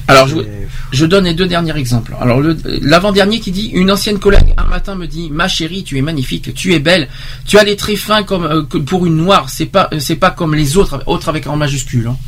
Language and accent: French; Romania; French is a second language; d'habitude les gens me demandent mes origines en précisant que j'ai un léger accent charmant. Presque chaque fois que je réponds je suis roumaine